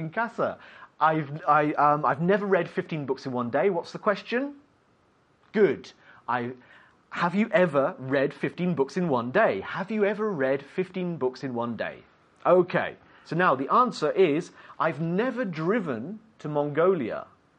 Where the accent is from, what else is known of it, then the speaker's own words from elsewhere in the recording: United Kingdom; I'm British, so we'll say lorry.